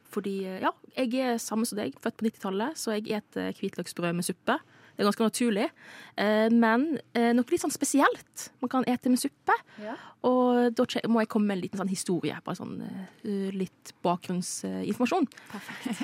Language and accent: Norwegian; Philippines; Filippinene, der jeg kommer ifra